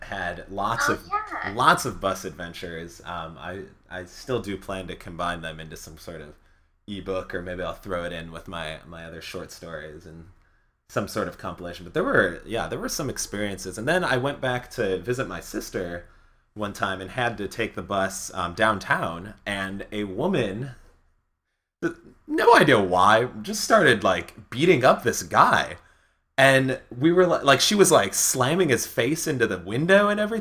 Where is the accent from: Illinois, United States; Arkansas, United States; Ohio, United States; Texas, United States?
Illinois, United States; Skokie; growing up in Skokie